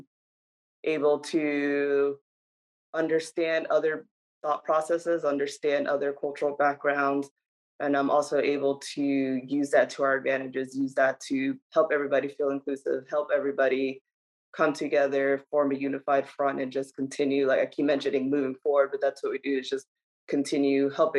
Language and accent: English; New Jersey, United States; also born or lived in Dominican Republic; I'm originally from Dominican Republic, but state-wise, I'm from New Jersey.